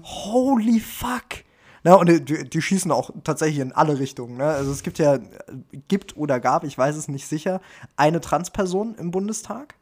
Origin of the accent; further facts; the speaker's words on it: Germany; bei uns in Deutschland